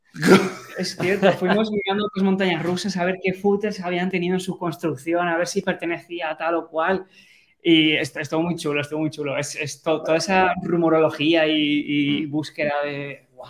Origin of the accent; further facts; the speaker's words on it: Valencia, Valencian Community, Spain; yo soy de Valencia, estaba viviendo ahí.